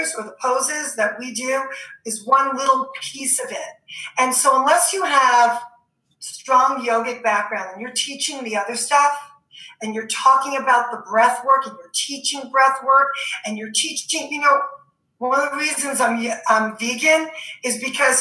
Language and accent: English; New York City, New York, United States; I'm from New York